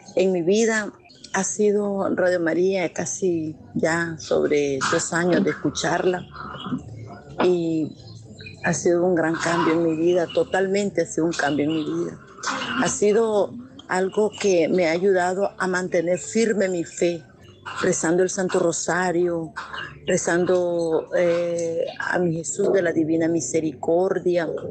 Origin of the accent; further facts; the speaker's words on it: Ciudad Sandino, Managua, Nicaragua; nicaragüense del municipio de Ciudad Sandino.